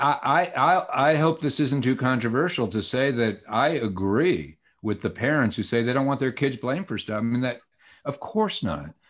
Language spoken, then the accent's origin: English; Atlanta, Georgia, United States; also born or lived in Brooklyn, New York; I'm from Atlanta, even though I'm Jewish and born in Brooklyn